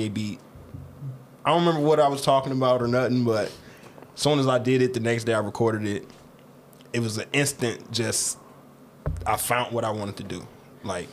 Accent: Rockford, Illinois, United States; also born or lived in Michigan; Born and raised. Been here. I'll be 33 next month

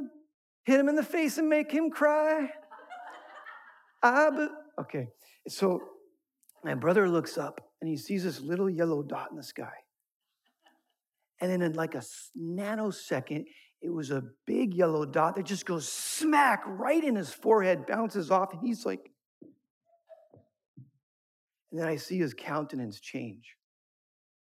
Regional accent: Thousand Oaks, California, United States; I grew up in Thousand Oaks

